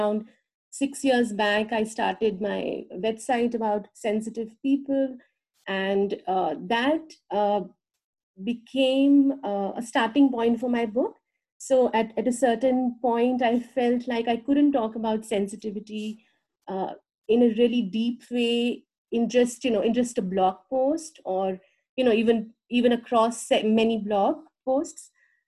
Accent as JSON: {"language": "English", "country": "India", "moved": "as an adult", "lives_now": "United States", "said": "And it's basically around 8 years ago, I moved from India to the US."}